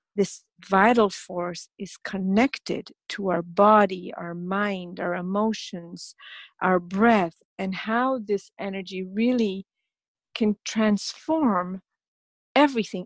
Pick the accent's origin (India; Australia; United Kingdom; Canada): India; I'm from India